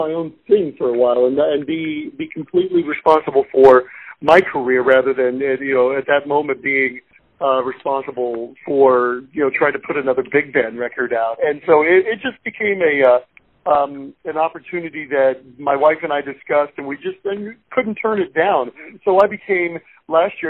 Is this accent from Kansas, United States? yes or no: yes; Osage City, Kansas, United States; moved away as an adult; also born or lived in West Virginia; now in Columbia, United States; I'm a native of Kansas, and I still call it my home, really. My mom and dad live in the same house I grew up in Osage City, Kansas